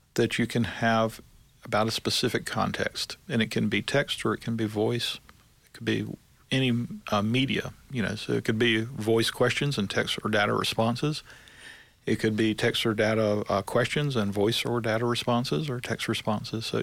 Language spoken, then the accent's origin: English; Durham, North Carolina, United States; from Durham, North Carolina.